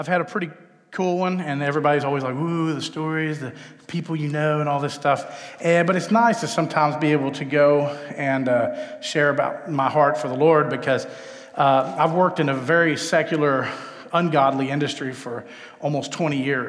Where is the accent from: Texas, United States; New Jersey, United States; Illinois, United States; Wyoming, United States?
Texas, United States; moved away as an adult; also born or lived in Los Angeles; But I hail from Texas, where I was born and raised.